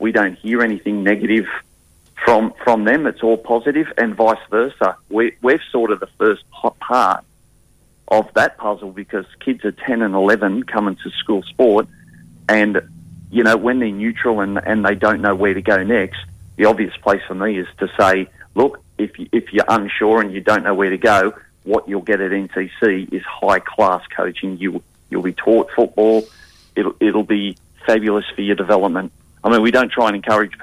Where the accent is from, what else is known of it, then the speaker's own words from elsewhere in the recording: Newcastle, New South Wales, Australia; now in Western Australia, Australia; We're from Newcastle over near Sydney, and everybody grows up wanting to do schoolboys, schoolgirls.